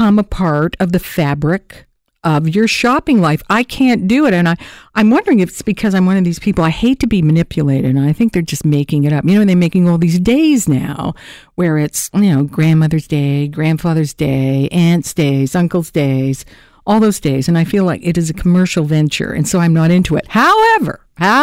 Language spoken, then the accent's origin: English; Hamilton, Ontario, Canada; moved away; I'm a girl from Hamtown